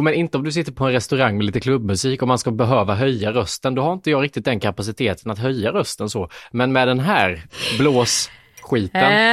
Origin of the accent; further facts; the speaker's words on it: Småland, Sweden; accent: Småländska; jag har dysfunktionell småländska